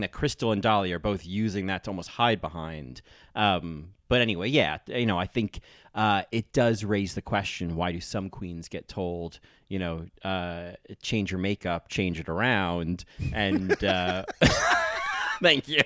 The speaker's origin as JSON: {"language": "English", "region": "New Jersey", "country": "United States", "said": "I'm from New Jersey"}